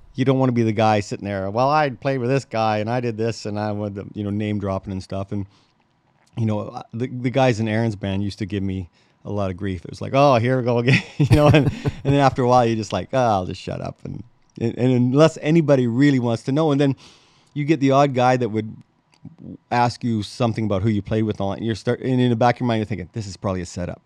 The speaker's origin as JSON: {"language": "English", "town": "Crane Valley", "region": "Saskatchewan", "country": "Canada", "said": "I'm from Crane Valley, Saskatchewan"}